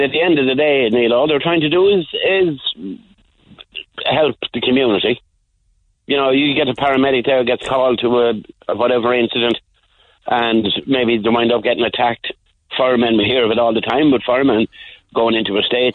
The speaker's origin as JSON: {"language": "English", "town": "Roscrea", "region": "Tipperary", "country": "Ireland", "tie": "born or raised there", "said": "I was born in Sean Ross Abbey, nearly 1964"}